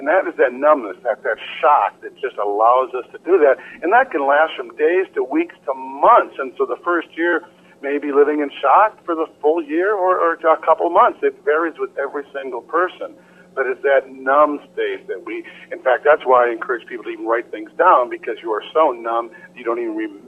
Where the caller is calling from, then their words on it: Minnesota, United States; Minnesota, up in the Twin Cities, where the conference was this summer.